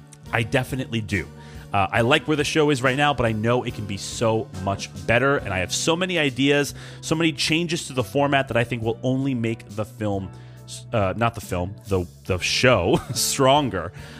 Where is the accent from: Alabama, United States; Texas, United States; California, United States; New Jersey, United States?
New Jersey, United States; East Brunswick; We're all from East Brunswick, EB for short.